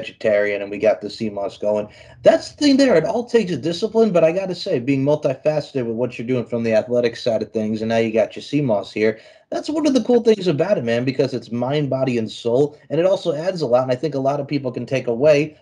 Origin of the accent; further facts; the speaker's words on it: East Islip, New York, United States; accent: New Yorker; as a young man growing up on Long Island, New York, so where I lived in East Islip